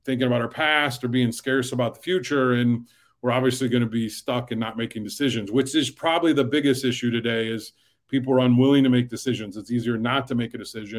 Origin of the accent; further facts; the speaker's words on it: Fort Wayne, Indiana, United States; I grew up in Fort Wayne, Indiana